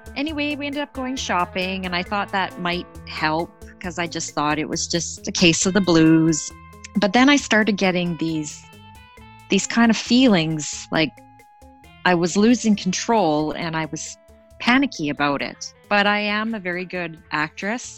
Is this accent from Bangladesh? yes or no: no; Canada; I'm Canadian